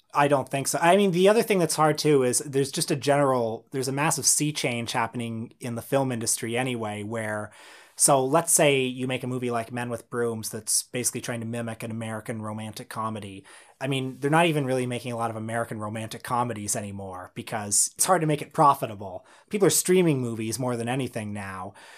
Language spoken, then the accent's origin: English; Canada; I had never been less proud to be a Canadian